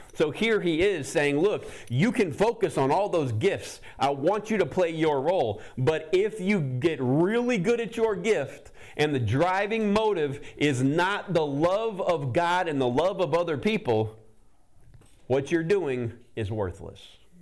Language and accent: English; the South, United States; Growing up in the South